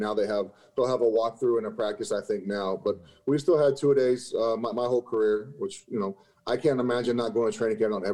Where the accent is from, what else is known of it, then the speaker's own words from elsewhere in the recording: Lovington, New Mexico, United States; moved away as an adult; also born or lived in Chicago, Illinois; I was a Cowboys fan growing up in New Mexico